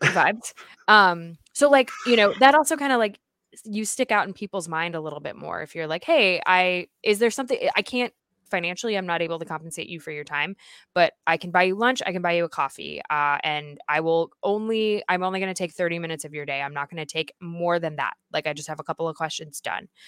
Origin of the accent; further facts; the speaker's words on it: United States; as an American